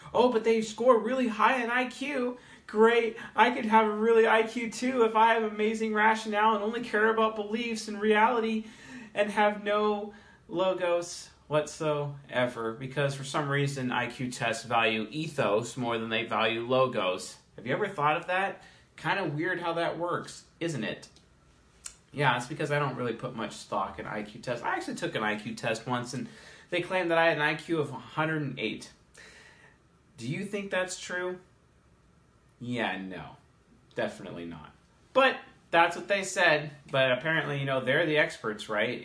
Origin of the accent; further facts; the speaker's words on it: Seattle, Washington, United States; I'm from Seattle